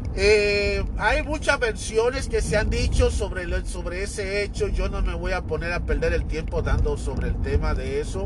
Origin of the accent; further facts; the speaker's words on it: Dominican Republic; moved away; voy a irme a la República Dominicana, mi tierra natal